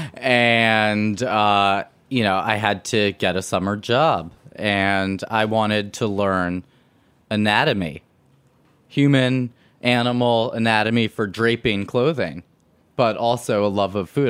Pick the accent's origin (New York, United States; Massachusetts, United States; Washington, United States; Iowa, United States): New York, United States; New York City; growing up on Spring Street we had our our our, our shopping was Little Italy and was Chinatown